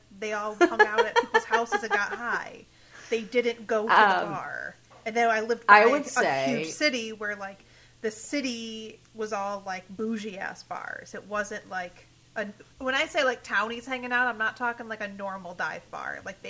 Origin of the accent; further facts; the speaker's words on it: outside of Detroit, Michigan, United States; moved away as an adult; now in Chicago, United States; when I grew up outside of Detroit